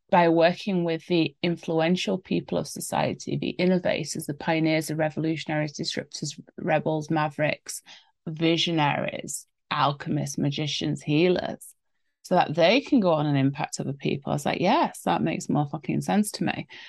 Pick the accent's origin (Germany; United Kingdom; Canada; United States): United Kingdom; England; I'm English after all